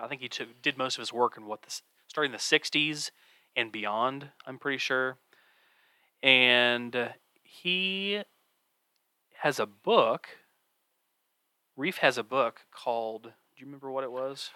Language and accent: English; Kansas City, Missouri, United States; I grew up in the Kansas City area as well. I do live in Kansas City proper